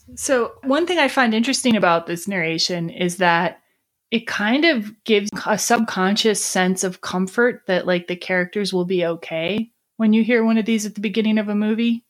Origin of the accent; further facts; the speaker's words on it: Lake Geneva, Wisconsin, United States; Lake Geneva, Wisconsin